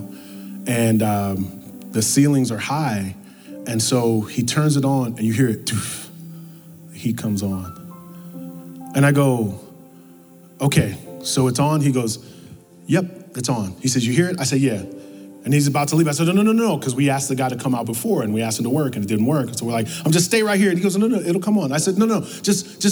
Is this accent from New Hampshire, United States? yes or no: no; New York, United States; moved away; also born or lived in the South; I'm from New York